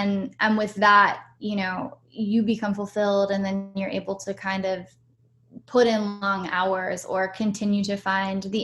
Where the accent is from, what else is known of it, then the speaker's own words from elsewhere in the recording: Pittsburgh, Pennsylvania, United States; also born or lived in San Francisco / New York / Austin; now in Los Angeles, United States; I was born and raised in Pittsburgh, Pennsylvania, and then I moved to San Francisco